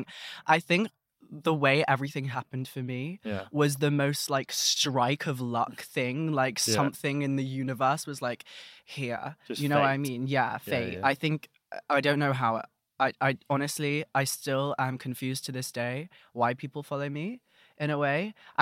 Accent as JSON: {"language": "English", "region": "London", "country": "United Kingdom", "tie": "born or raised there", "said": "And, you know, I'm from London, so I know what a roadman sounds like."}